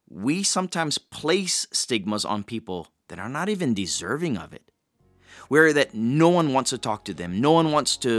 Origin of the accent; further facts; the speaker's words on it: Hawaii, United States; I grew up in Hawaii